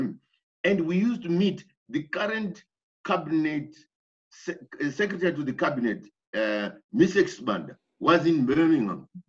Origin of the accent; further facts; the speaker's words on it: Harare, Zimbabwe; moved away as an adult; also born or lived in England; for some of us who grew up in Harare Township, Harare was full of Mozambicans, Malawians. So it was a melting pot